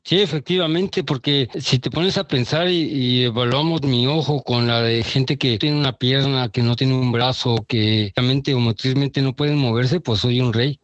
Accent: Mexico; uno como mexicano

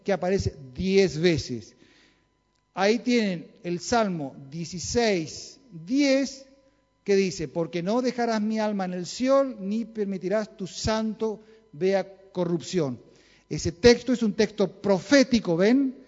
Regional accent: Chaco, Argentina; Yo nací en el Chaco

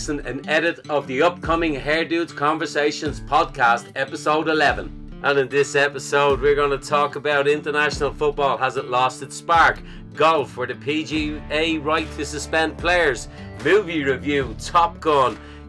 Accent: Ireland; I'm an Irishman

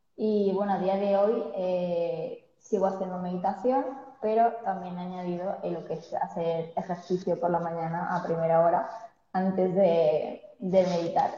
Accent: Spain; also born or lived in Sweden; nací en Suecia, pero llevo toda mi vida viviendo aquí en España porque mi padre es español. Y bueno, me he criado aquí básicamente

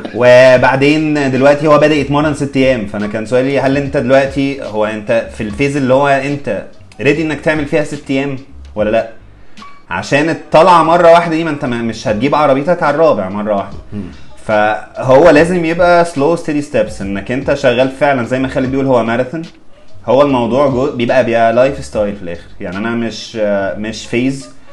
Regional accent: Egypt

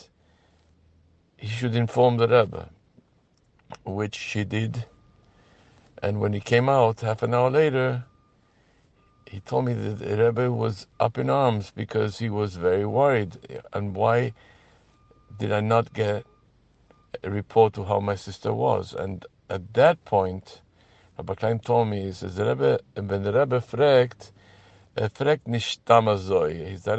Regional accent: Gibraltar; moved away as an adult; also born or lived in United States; Gibraltar, which is my place of birth

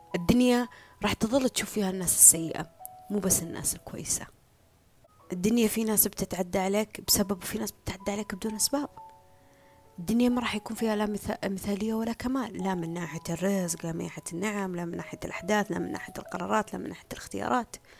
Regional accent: Saudi Arabia; هنا عندنا في السعودية

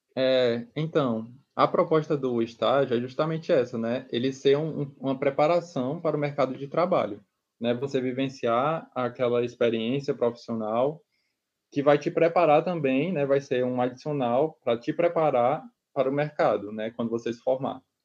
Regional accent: Itapipoca, Ceará, Brazil; moved away as an adult; also born or lived in Fortaleza; nascido no interior do estado do Ceará. É, eu sou da cidade de Itapipoca. E eu me mudei para Fortaleza

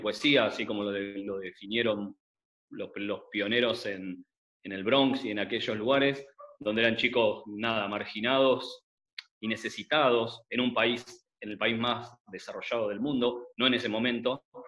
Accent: Buenos Aires, Argentina; como todo adolescente mm, porteño, argentino de los 90

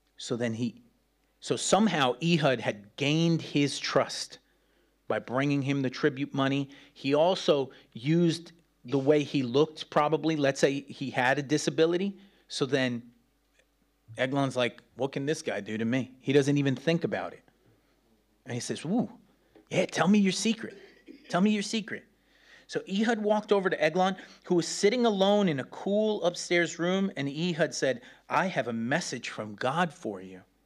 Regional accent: New York City, New York, United States; moved away; I grew up in New York City, man, those rats are big.

